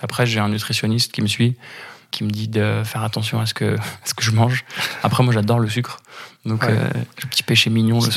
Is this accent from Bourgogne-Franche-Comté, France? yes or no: no; Paris, Île-de-France, France; j'habite à Paris, en France. Je suis né à Paris, en France.